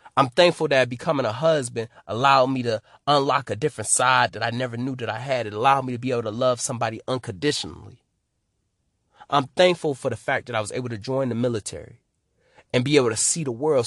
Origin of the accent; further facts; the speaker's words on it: Detroit, Michigan, United States; I'm from Detroit, Michigan.